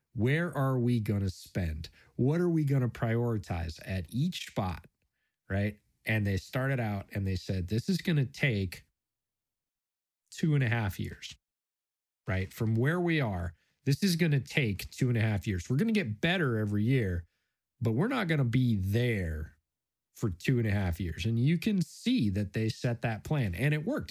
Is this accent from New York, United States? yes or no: yes; Buffalo, New York, United States; born or raised there; moved away